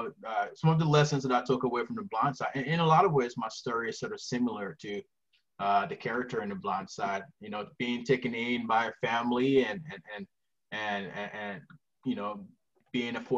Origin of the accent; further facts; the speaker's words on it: Helena, Montana, United States; also born or lived in Liberia; now in Missoula, United States; I grew up in Helena, which is a beautiful place